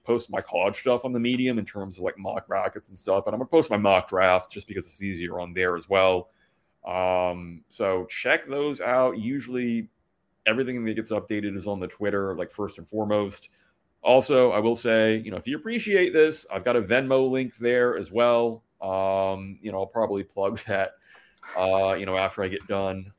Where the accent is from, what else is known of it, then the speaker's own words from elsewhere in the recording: Atlanta, Georgia, United States; now in Indiana, United States; I grew up mostly in Atlanta